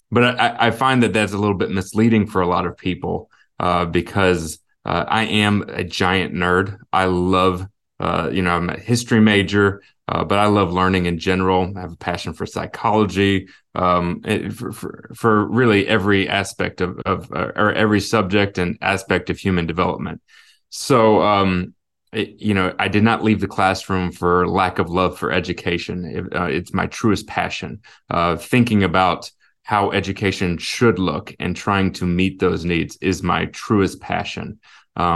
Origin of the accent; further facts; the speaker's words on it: Illinois, United States; also born or lived in Alaska; And I was born in Alaska. Like I said, we moved a little bit. I ended up going through high school, mostly in the St. Louis area, the Illinois side of the Mississippi River.